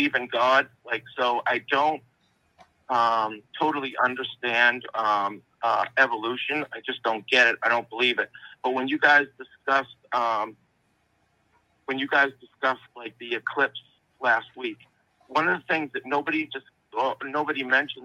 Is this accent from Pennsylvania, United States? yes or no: no; just outside of Boston, Massachusetts, United States; I grew up just outside of Boston